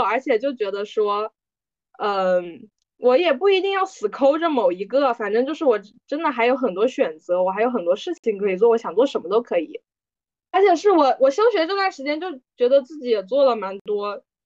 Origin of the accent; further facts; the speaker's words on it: China; 作为大陆人